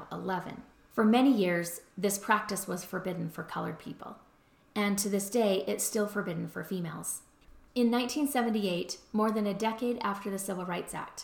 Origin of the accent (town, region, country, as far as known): Utah, United States; also born or lived in Baton Rouge, Louisiana